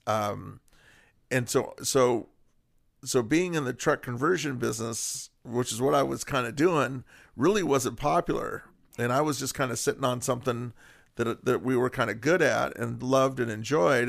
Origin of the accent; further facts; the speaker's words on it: Whittier, California, United States; born and raised in Whittier